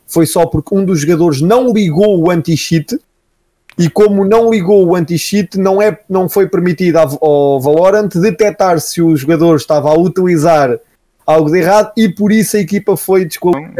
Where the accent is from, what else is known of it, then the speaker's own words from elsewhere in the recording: Coimbra, Centro, Portugal; eu sou aqui de Coimbra